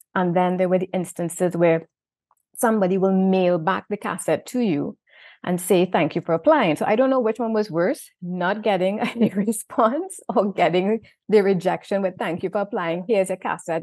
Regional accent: Trinidad & Tobago; accent: Trinidad; moved away; also born or lived in Saint Vincent; my Trinidad accent

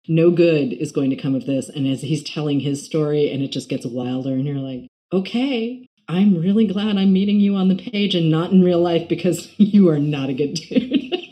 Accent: New York, United States; as a New Yorker

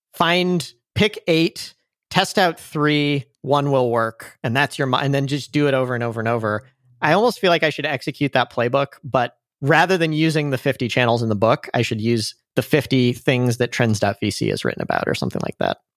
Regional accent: St. Louis, Missouri, United States; also born or lived in San Francisco; I'm from Saint Louis in the Midwest

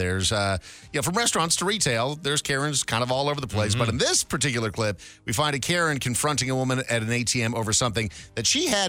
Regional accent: Midwest, United States; So Mahoney and I are both from the Midwest.

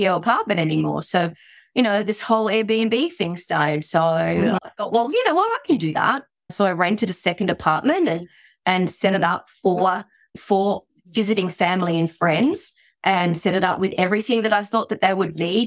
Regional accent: Australia; moved away as an adult; now in Japan; Obviously, by my accent, you can tell I'm not Japanese. So I'm Australian, and I found myself here in the year 2000 working with my brother.

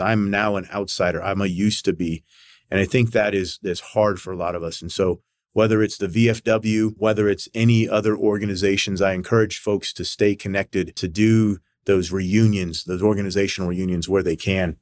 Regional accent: United States; as a young kid growing up in the United States

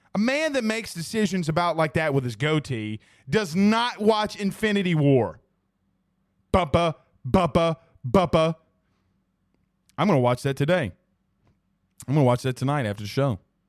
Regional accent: Kentucky, United States; Hey, man, I drink bourbon. I'm from Kentucky, y'all.

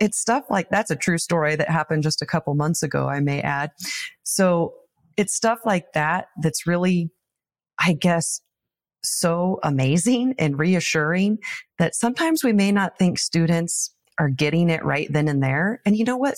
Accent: Taylor, Nebraska, United States; my hometown of Taylor, Nebraska. Population one hundred and ninety. I was born and raised here

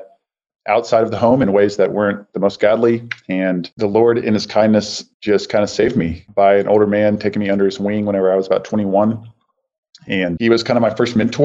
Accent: Richardson, Texas, United States; I grew up in Richardson, Texas, which is a suburb of Dallas

